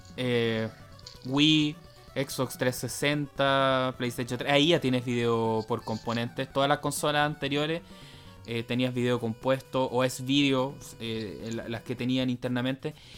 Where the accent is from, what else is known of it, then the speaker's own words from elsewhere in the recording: Chile; nosotros como sudamericanos, chilenos